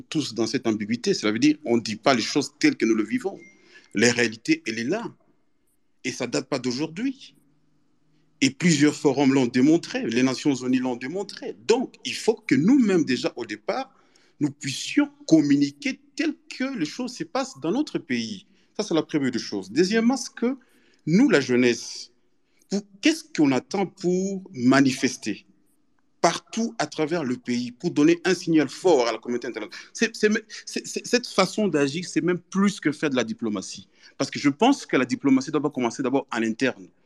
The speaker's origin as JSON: {"language": "French", "country": "DR Congo", "said": "nous-mêmes en tant que Congolais jeunes que nous sommes"}